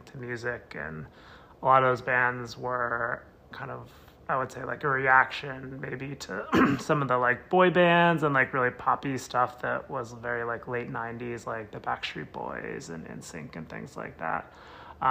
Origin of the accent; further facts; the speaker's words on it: United States; growing up in the United States